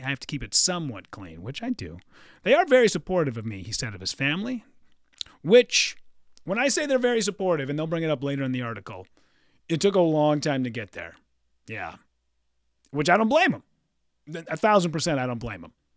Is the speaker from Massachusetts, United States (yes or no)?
no; Hibbing, Minnesota, United States; moved away; Hibbing, Minnesota, my hometown